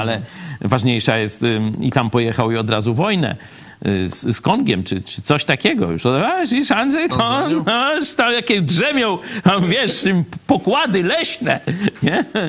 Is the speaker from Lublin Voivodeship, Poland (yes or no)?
yes; Lublin, Lublin Voivodeship, Poland; ja z Lublina